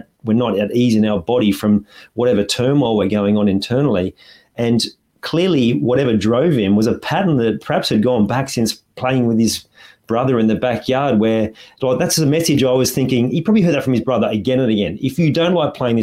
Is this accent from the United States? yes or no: no; Australia; as an Aussie